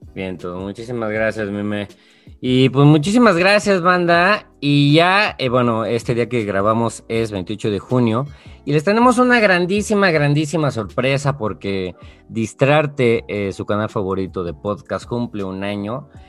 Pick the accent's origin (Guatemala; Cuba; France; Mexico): Mexico; soy mexicano